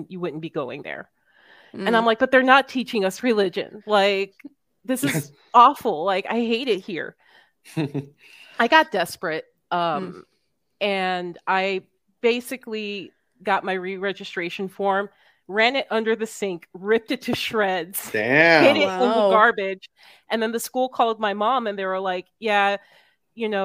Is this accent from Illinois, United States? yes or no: no; Miami, Florida, United States; I'm from Miami.